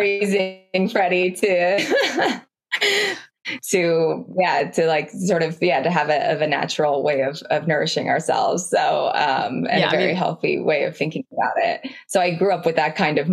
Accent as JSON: {"language": "English", "region": "Oregon", "country": "United States", "tie": "born or raised there", "said": "I grew up in Oregon, on a farm in Oregon"}